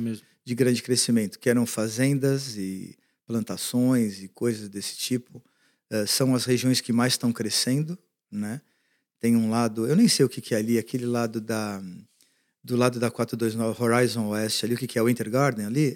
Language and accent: Portuguese; Brazil; moved away as an adult; now in United States; como brasileiro